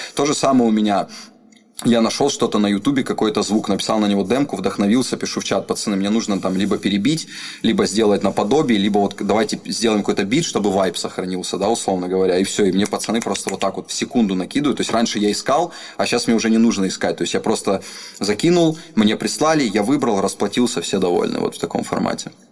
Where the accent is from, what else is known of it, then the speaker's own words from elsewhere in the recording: Rostov-on-Don, Rostov Oblast, Russia; я родился в Ростове, в ЦГБ